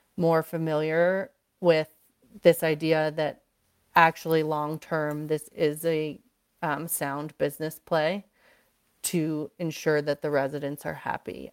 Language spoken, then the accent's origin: English; East Coast, United States; moved away as an adult; now in Aspen, United States; I was raised on the East Coast.